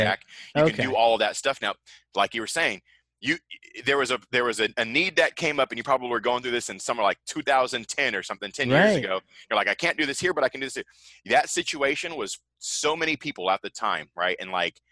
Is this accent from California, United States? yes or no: no; Seattle, Washington, United States; I grew up in Seattle, the area code 98178